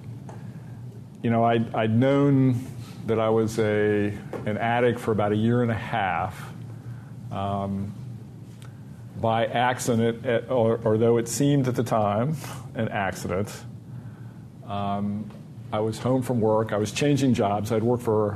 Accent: Dayton, Ohio, United States; moved away; also born or lived in Rochester; my hometown, Dayton, Ohio

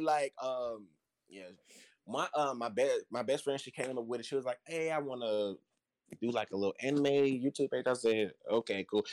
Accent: Chattanooga, Tennessee, United States; I'm from Chattanooga, Tennessee. Yes, down south

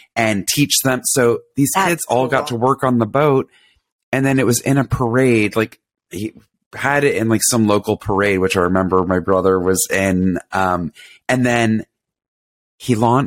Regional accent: Atlanta, Georgia, United States; I grew up in Atlanta

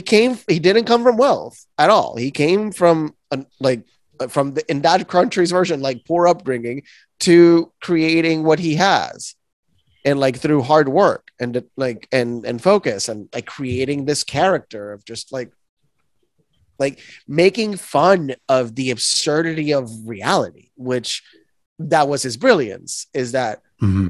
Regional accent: Puerto Rico; I'm born and raised in Puerto Rico

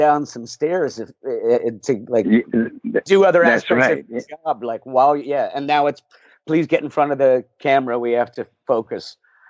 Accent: Glen Ridge, New Jersey, United States; my hometown of Glen Ridge, New Jersey

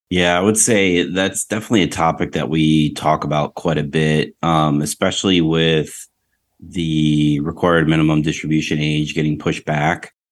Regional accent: Rochester, New York, United States; now in Tampa, United States; I'm from Western New York, Rochester, New York

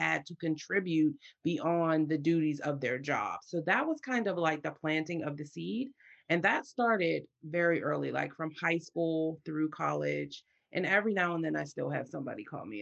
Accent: Pittsburgh, Pennsylvania, United States; So I'm from Pittsburgh, Pennsylvania, so in the United States

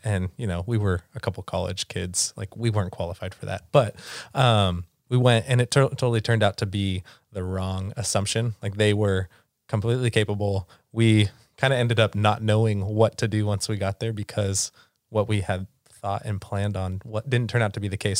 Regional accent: San Diego, California, United States; moved away as an adult; also born or lived in Santa Barbara; now in Seattle, United States; We are originally from San Diego, California

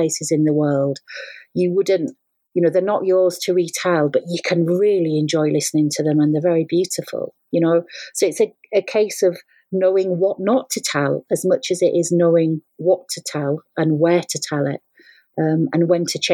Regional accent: England, United Kingdom; accent: English; moved away; also born or lived in Scotland; I've got an English accent, I'm not Scottish

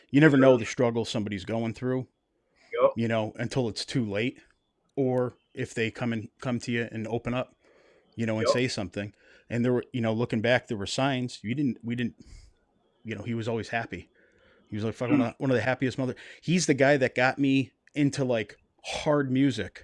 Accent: Western Massachusetts, United States; I grew up in Western Massachusetts

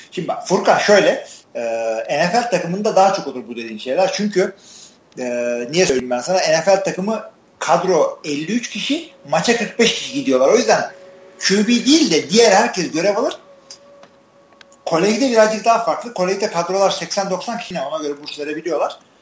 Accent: Artvin, Turkey; Türkiye'nin bir Artvinliyim ben

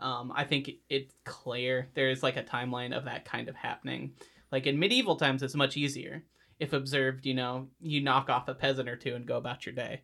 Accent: United States; as an American

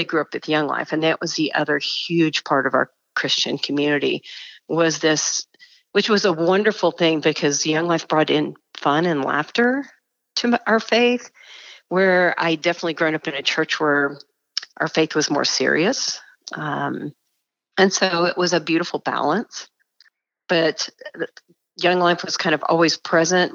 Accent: Dallas, Texas, United States; moved away as an adult; now in Denver, United States; I grew up in a suburb of Dallas, Texas

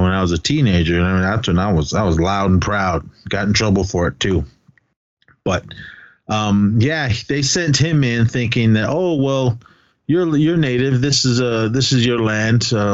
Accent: Oakland, California, United States; I'm straight out of East Oakland, represent. People get mad at me when I say that, but that's where I grew up and that's where I was born.

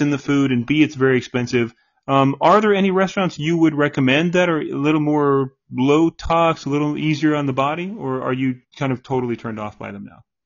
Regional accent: St. Petersburg, Florida, United States; now in Jacksonville, United States; I was born in St. Petersburg

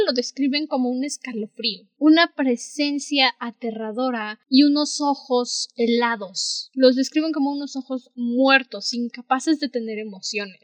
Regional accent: Mexico; somos de México

